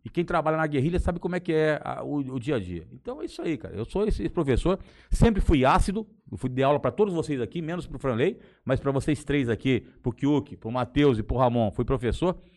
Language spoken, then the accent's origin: Portuguese; Ibiapina, Ceará, Brazil; born there; eu nasci no Ceará, cara, em Biapina, mas sou registrado no Rio de Janeiro.